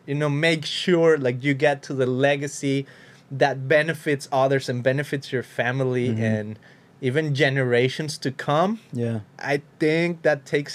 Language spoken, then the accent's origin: English; Mexico; You know, I come from Mexico. I know this is about. Even in my own personal experience in Mexico is like, I went to a few of these things, like pyramidal whatever in Mexico.